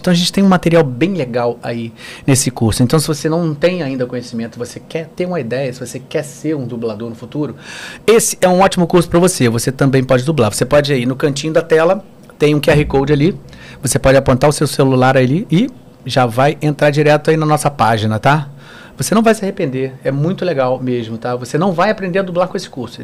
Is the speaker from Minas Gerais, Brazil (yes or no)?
no; Rio de Janeiro, Brazil; eu morava na Tijuca, morei desde, desde que nasci na Tijuca